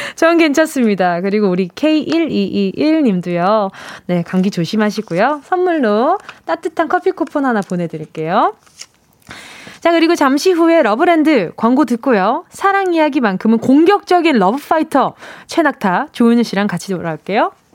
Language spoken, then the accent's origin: Korean; Busan, South Korea; 제 고향 부산